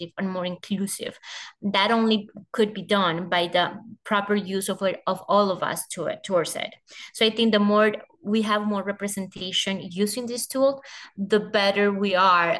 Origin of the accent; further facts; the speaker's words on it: Colombia; my home country. So I joined the global organization as the country director for Colombia